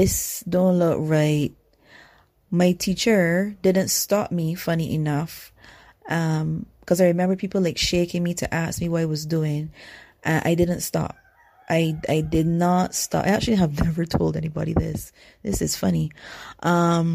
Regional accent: Barbados; I'm from Barbados, so we're the originators of sugar and rum.

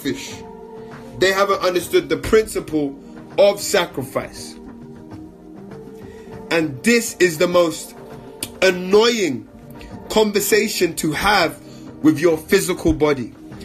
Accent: London, United Kingdom; moved away as an adult; as a 30-year-old man born and raised in London

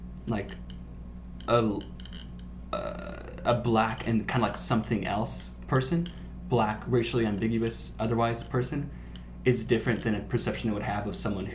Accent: Burbank, California, United States; I grew up in Burbank

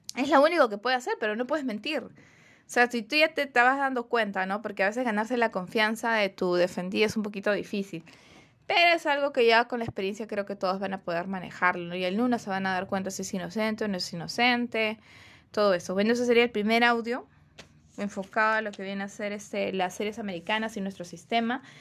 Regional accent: Peru; nosotros como peruanos

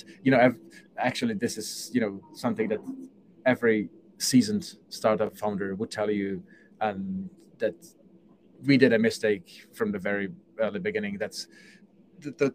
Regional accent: Czechia; moved away; I come from Czech Republic

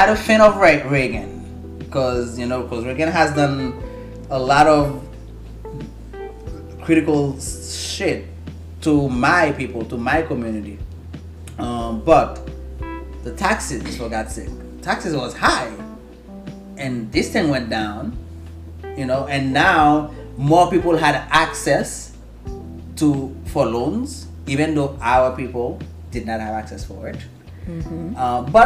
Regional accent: Haiti; English is a second language; moved away; born and raised in Haiti

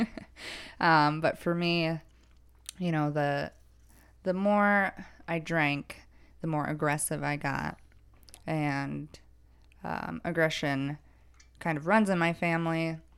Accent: Woodbury, Minnesota, United States; I'm from Woodbury, Minnesota. That is my hometown

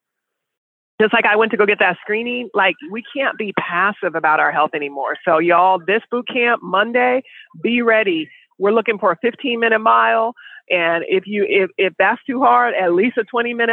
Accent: Sacramento, California, United States; that's my hometown

